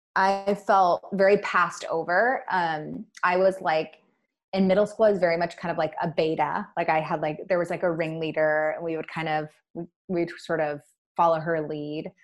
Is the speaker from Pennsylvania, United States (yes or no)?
no; Bainbridge Island, Washington, United States; also born or lived in Portland; I grew up in Puget Sound on a small island called Bainbridge. Puget Sound's in Washington State.